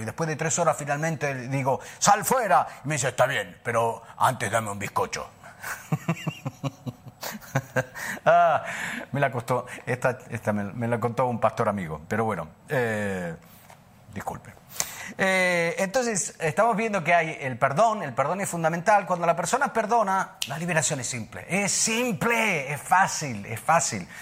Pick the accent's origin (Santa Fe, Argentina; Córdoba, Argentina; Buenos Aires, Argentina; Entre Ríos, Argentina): Buenos Aires, Argentina; also born or lived in Italy / New Zealand; now in Sardinia, Italy; Yo nací en, Buenos Aires, eh, por parte de padre soy eh, libanés-francés, por parte de madre italiano-español, pero nací en Buenos Aires